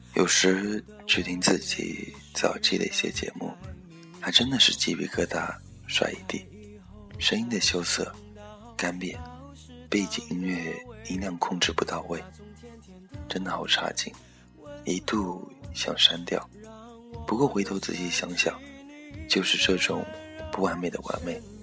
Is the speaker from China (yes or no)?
yes; Taizhou, Zhejiang, China; moved away; also born or lived in Nantong; 我的家乡，台州，一个美丽的小城市